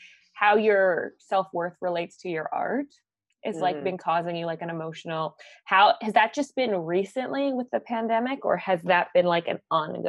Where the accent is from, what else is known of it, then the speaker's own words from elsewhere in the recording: Manitoba, Canada; I'm from Manitoba